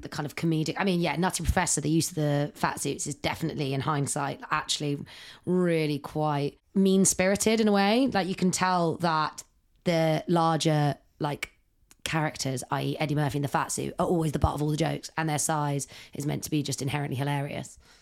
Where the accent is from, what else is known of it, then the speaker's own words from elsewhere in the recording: Ireland; because I am Irish